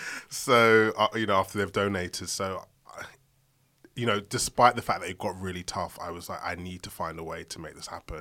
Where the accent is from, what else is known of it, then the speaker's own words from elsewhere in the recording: London, United Kingdom; I'm from Southeast London.